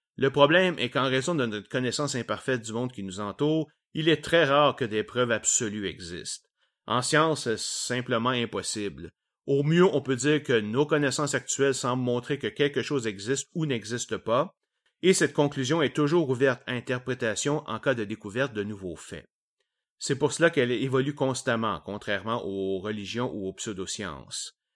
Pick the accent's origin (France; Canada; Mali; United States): Canada; Quebec; accent: Québécois; mon accent québécois et mes anglicismes nombreux